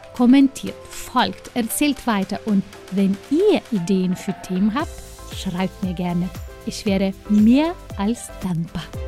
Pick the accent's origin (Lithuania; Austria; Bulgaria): Lithuania; moved away as an adult; now in Germany; mein Heimatland